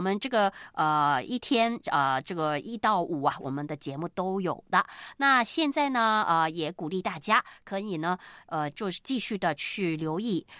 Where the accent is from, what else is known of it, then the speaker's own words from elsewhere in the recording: China; 对于我们中国人来说，这个礼拜很，呃，这个忙碌